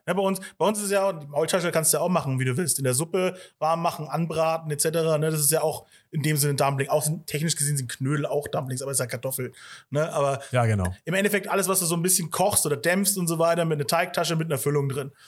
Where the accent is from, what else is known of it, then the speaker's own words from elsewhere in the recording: Germany; Wir sind ja hier in Deutschland geboren und aufgewachsen